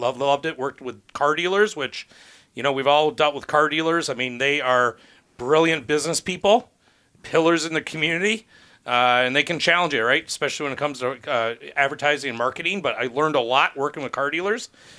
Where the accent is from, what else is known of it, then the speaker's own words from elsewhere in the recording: Detroit, Michigan, United States; also born or lived in East Lansing, Michigan; I'm so born and raised in the Metro Detroit area.